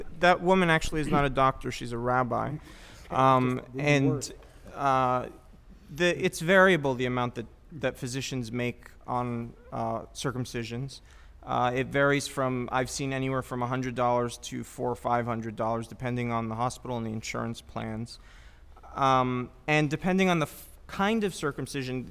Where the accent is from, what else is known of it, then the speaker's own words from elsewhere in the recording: United States; I'm an American Jew